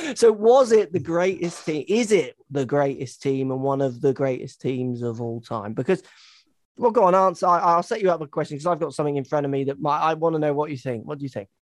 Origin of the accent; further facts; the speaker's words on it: England, United Kingdom; I'm English